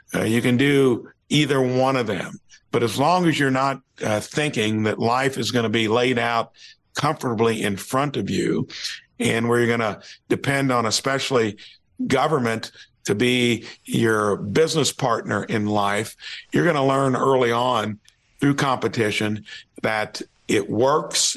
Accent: Jasper, Indiana, United States; I'm from Jasper, Indiana

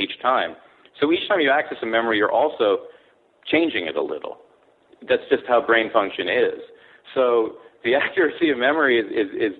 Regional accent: California, United States; moved away as an adult; also born or lived in Kobe, Japan / Tokyo, Japan; I was born in Japan, grew up in California, went to Palisades High School, came back east to go to college at Sarah Lawrence College.

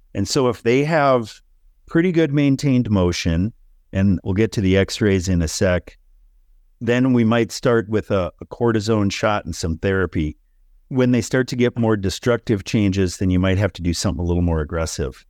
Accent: Minnesota, United States; moved away; I grew up in Minnesota

